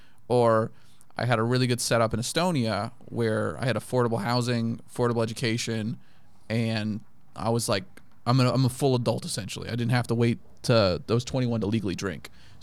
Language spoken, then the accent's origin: English; Okinawa, Japan; also born or lived in Kenya / Germany / Turkey / United States; So I grew up in Japan, in Okinawa. We had a tour in Kenya for 2 years, we did 2 years in Germany, 3 in Turkey